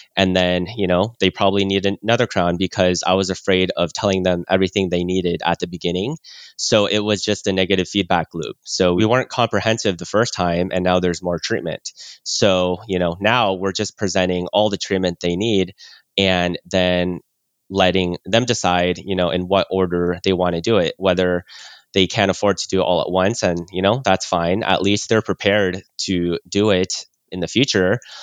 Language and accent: English; California, United States; born or raised there; also born or lived in Oklahoma